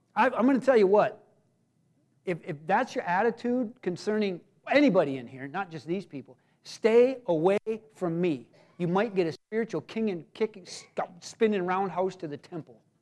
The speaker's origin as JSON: {"language": "English", "country": "United States", "said": "I'm an American"}